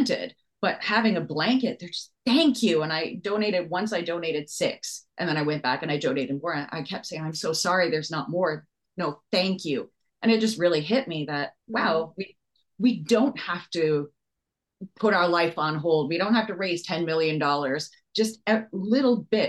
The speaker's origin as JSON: {"language": "English", "region": "Hawaii", "country": "United States", "tie": "born or raised there", "moved": "yes", "lives_now": "Canada", "said": "Growing up in Hawaii, I was bullied for being different"}